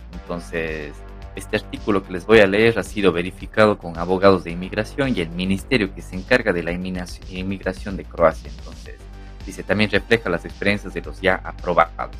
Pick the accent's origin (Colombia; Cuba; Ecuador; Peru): Ecuador; Cuenca, Azuay; moved away as an adult; now in Barcelona, Spain; en la ciudad donde, donde yo nací, en Cuenca